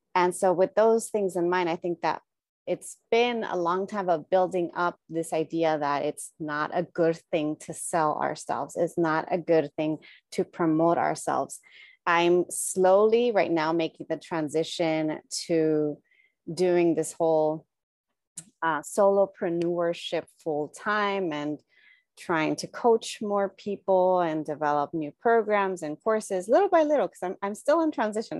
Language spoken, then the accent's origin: English; United States; born and raised in the United States